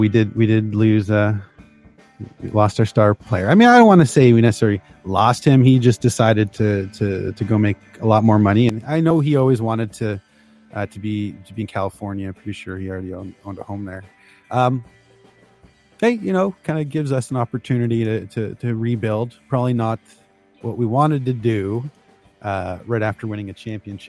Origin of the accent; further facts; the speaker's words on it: just outside of Toronto, Ontario, Canada; also born or lived in Chicago area, United States; I used to live just outside of Chicago, but I was born just outside of Toronto.